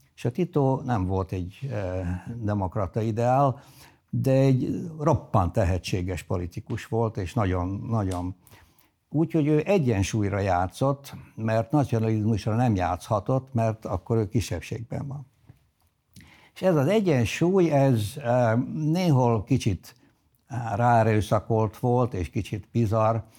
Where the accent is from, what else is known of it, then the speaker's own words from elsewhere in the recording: Zrenjanin, Vojvodina, Serbia; first language Hungarian; moved away as an adult; also born or lived in Belgrade / United States; a nagybecskeriki kötődésem a legigazibb, ha bár eh, ritkán vagyok ott. A eh, családom több generációja eh, ott született.